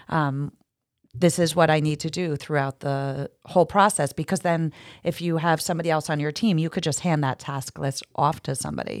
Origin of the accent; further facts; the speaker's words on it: New Jersey, United States; moved away as an adult; also born or lived in Hoboken, New Jersey; now in Jersey Shore, United States; I'm from North Jersey